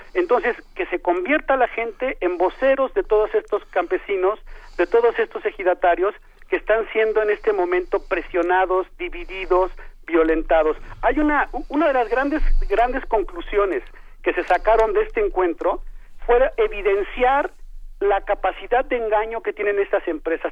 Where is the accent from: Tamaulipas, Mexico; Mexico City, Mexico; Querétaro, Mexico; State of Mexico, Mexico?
Mexico City, Mexico; moved away as an adult; yo soy chilango, yo soy de allá, pero digamos, soy un eh, egresado de la UNAM que ha, hecho su vida fuera